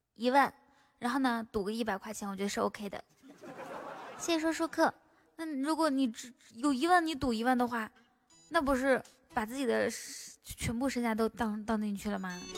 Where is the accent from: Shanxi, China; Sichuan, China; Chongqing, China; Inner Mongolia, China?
Inner Mongolia, China; a small town near Baotou; accent: Inner Mongolian dialect; 我在包头那边，包头附近的一个小镇上面